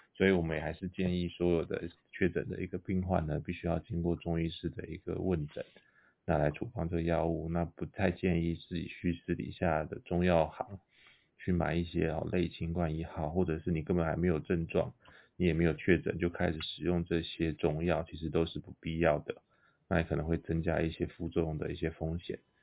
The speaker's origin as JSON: {"language": "Chinese", "country": "Taiwan", "said": "我们台湾人，也不是西班牙人"}